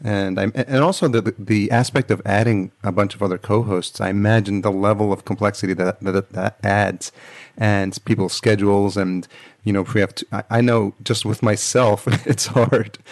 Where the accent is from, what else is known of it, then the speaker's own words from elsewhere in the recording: New York, United States; now in Los Angeles, United States; I grew up in New York